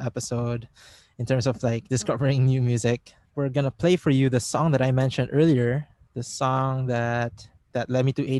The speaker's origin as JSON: {"language": "English", "country": "Philippines", "said": "being Filipino"}